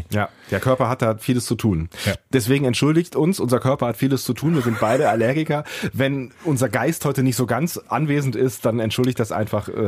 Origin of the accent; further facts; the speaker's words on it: Rhineland, Germany; dass wir aus dem Rheinland kommen